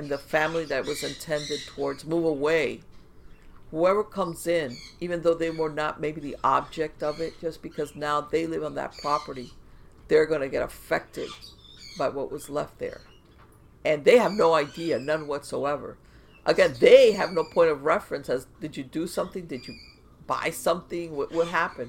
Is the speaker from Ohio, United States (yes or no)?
no; South Florida, United States; I grew up in South Florida